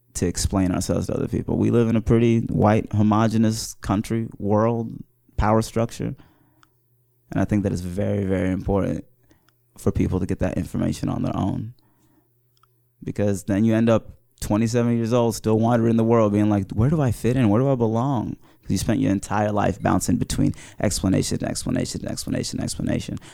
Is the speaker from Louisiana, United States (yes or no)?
no; Wooster, Ohio, United States; also born or lived in Mauritania; I was, uh, raised in Worcester, Ohio